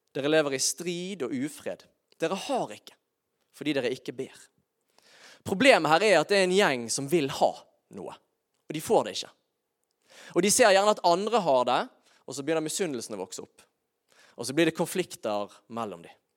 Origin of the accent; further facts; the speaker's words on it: Bergen, Vestland, Norway; also born or lived in Sørlandet (Kristiansand area); noen av grunnprinsippene som jeg egentlig var fostret opp med som bergenser